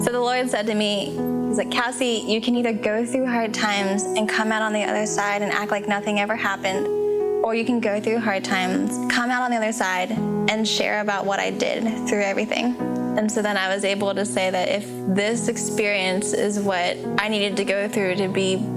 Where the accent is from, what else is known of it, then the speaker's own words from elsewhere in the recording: Pennsylvania, United States; also born or lived in Xiamen, China; I was born in Xiamen, China, and adopted 8 months old, and I've lived in Pennsylvania my whole life.